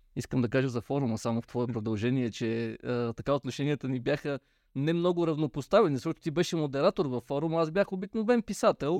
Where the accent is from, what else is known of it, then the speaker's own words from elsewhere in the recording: Peshtera, Pazardzhik Province, Bulgaria; аз съм от Пещера, град с, бих казал, доста дълги традиции в автомобилния спорт